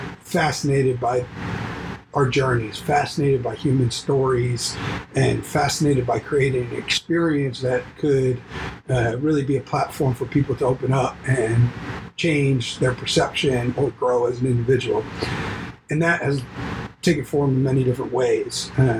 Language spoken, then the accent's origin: English; Baltimore, Maryland, United States; I grew up in Baltimore, Maryland, mostly youngest of four boys